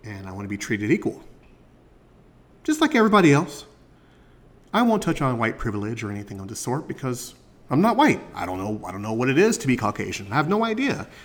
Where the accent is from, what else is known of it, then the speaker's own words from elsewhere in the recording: United States; as a black man growing up in America